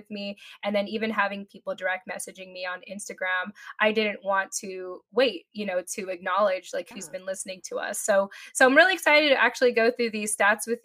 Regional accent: Japan; born there; being Filipino, being a mil- being a, an American, being born in Japan.

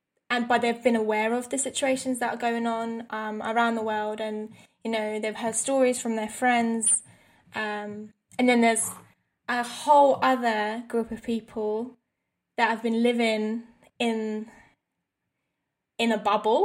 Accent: London, United Kingdom; as a white female growing up in London

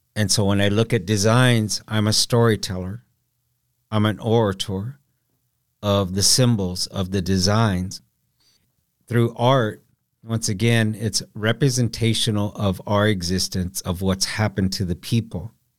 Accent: Council Bluffs, Iowa, United States; moved away as an adult; also born or lived in Rosebud Reservation, South Dakota; growing up in Council Bluffs, Iowa

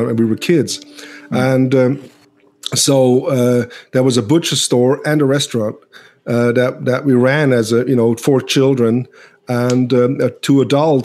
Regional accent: Switzerland; English is a second language; now in United States; I'm from Europe, and my English is not all that good. But, you know, growing up in Switzerland

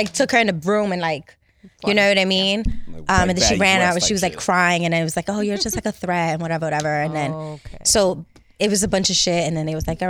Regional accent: New York City, New York, United States; I'm from Harlem. Harlem. Uptown, West Side.

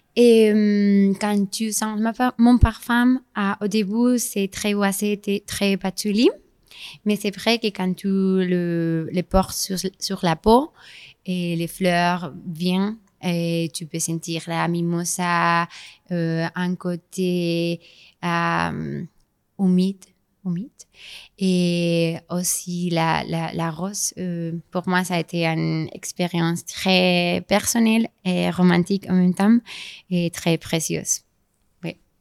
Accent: Spain; French is a second language; also born or lived in Grasse, France; je suis espagnole

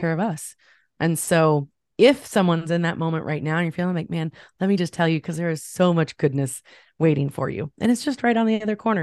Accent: Champaign, Illinois, United States; I grew up in the Midwest. I'm in Ch-, near Champaign, Illinois. I've been here all of my life

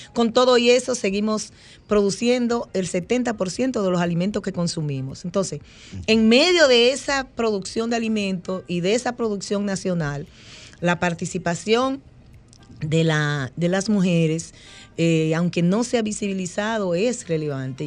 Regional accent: Peralta, Azua, Dominican Republic; soy de Peralta de Asua, vengo de allá de la Cordillera Central.

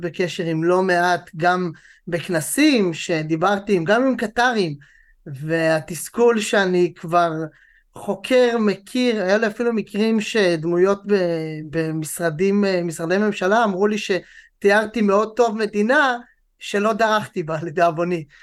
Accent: Israel; גם לנו כישראלים

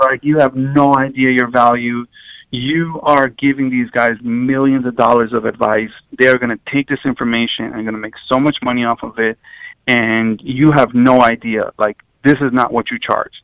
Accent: New York City, New York, United States; growing up um, at in Queens

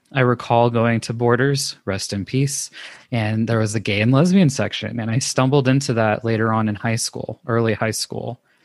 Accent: Los Angeles, California, United States; moved away as an adult; now in Denver, United States; I was born and raised in Los Angeles, California

